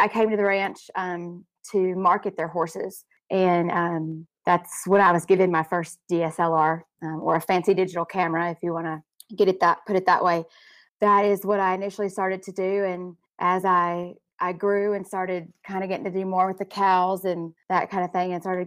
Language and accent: English; Dallas-Fort Worth area, Texas, United States; moved away as an adult; now in South Dakota, United States; I grew up in the Dallas-Fort Worth area